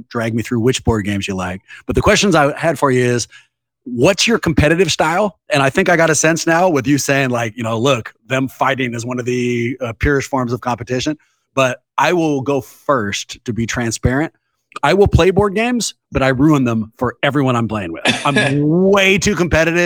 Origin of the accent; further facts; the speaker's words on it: Oakland, California, United States; I'm born and raised in Oakland